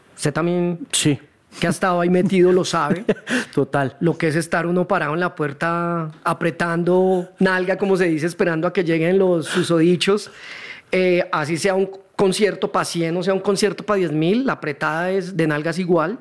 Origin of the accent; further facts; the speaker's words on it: Neiva, Huila, Colombia; moved away as an adult; also born or lived in Cali; now in Bogotá, Colombia; mi familia vivió en Cali hasta el 79. Y mm. ahí, por temas del trabajo de mi papá, nos tocó ir a Neiva, 10 años